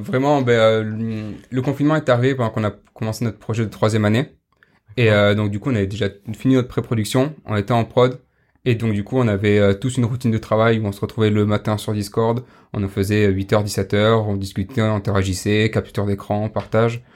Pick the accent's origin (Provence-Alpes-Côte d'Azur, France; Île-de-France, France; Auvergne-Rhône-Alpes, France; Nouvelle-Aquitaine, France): Nouvelle-Aquitaine, France; Pau; je viens du sud-ouest de Pau